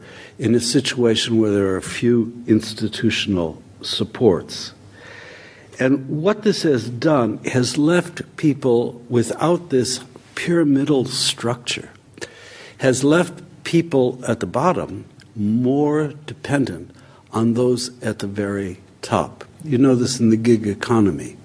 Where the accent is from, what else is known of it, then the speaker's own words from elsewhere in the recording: United States; I grew up in America in something like the welfare state